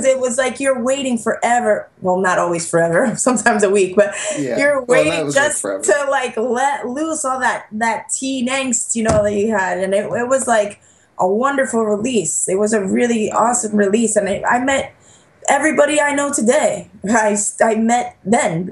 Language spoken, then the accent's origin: English; New York, United States; growing up in New York